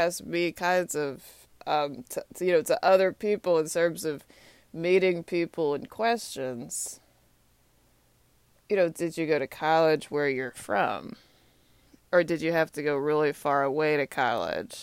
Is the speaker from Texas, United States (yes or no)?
yes; Austin, Texas, United States; now in Washington, D.C., United States; my hometown is Austin, Texas